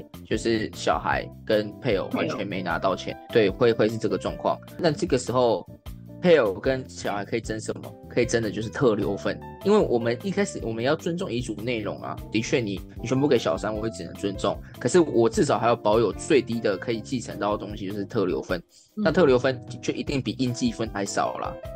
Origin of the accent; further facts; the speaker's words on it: southern Taiwan, Taiwan; 因为我本身是南部人呐，有高雄的事务所，所以很常去南部